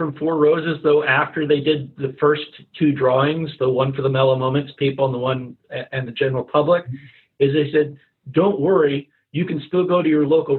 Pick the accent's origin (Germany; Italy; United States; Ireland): United States; I'm American, of course.